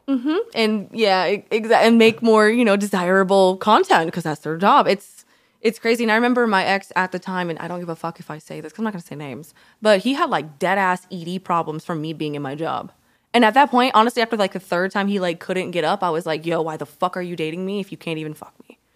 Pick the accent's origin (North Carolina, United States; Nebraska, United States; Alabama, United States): Alabama, United States; moved away; I'm from Alabama